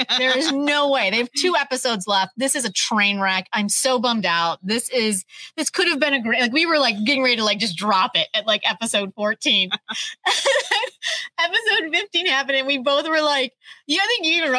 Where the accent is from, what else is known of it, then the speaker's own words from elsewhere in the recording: United States; As an American audience